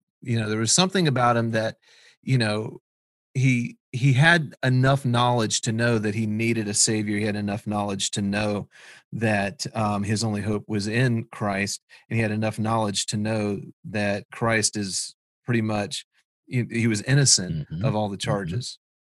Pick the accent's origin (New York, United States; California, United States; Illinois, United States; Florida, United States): Florida, United States; South; we're from South Florida.